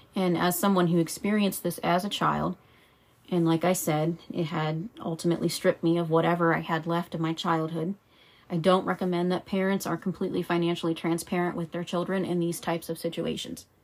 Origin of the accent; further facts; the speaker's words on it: Pennsylvania, United States; I was born in Pennsylvania in November 1986.